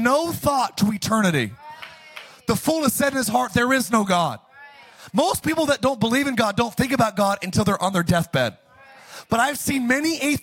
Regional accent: Palmdale, California, United States; my hometown, Palmdale, Lancaster

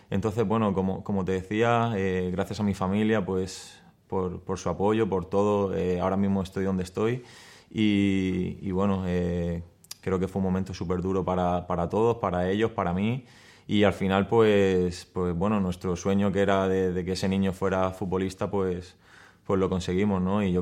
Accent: Murcia, Region of Murcia, Spain; also born or lived in Mallorca; Sí, sí, yo nací en Murcia porque, bueno, mi padre, como, como hablábamos, es de Mallorca, estaba allí jugando en, en Murcia y conocí a mi madre y, bueno, eh, nací allí y he vivido toda mi vida entre Murcia y Mallorca

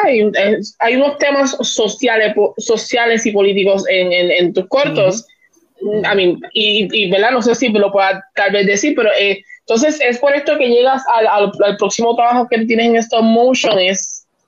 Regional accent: Puerto Rico; como el puertorriqueño.

